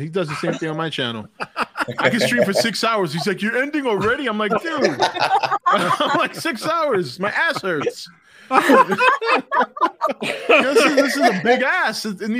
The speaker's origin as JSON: {"language": "English", "town": "New York City", "region": "New York", "country": "United States", "said": "I'm from the Bronx, man."}